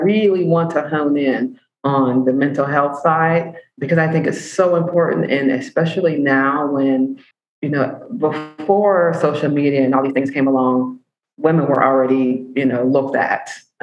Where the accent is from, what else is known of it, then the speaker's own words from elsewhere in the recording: Pittsburgh, Pennsylvania, United States; I'm from Pittsburgh.